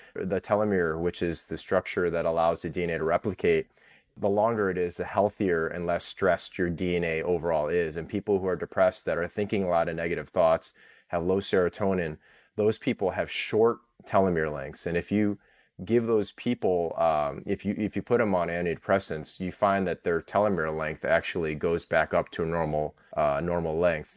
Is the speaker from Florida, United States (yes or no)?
no; Orchard Park, New York, United States; I'm Thai American and I grew up in Orchard Park